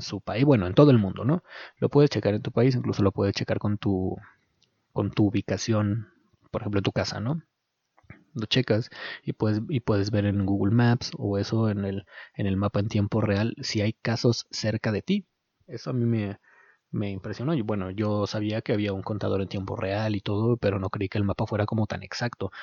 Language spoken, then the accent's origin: Spanish; Mexico; los mexicanos somos capaces de unirnos